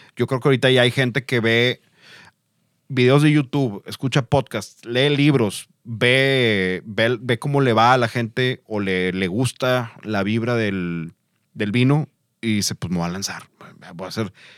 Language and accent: Spanish; Mexico; siendo mexicanos